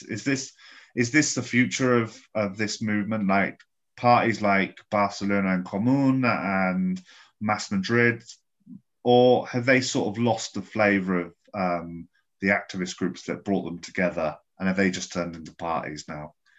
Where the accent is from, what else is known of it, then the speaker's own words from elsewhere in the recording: England, United Kingdom; moved away as an adult; now in Spain; as an English guy who grew up in a house